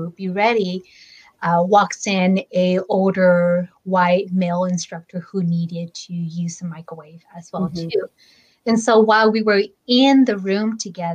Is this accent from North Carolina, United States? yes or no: no; Fresno, California, United States; I'm from Fresno, and I was born and raised in Fresno all my life